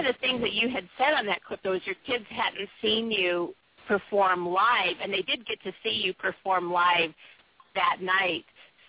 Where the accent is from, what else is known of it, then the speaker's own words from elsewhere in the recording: San Diego, California, United States; now in Seattle, United States; I'm originally from San Diego, so I know what it was like to struggle with a team. And then when we moved to Seattle